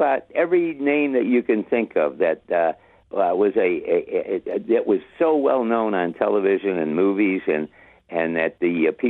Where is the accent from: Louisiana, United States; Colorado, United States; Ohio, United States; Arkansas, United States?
Ohio, United States; Toledo; born and raised there.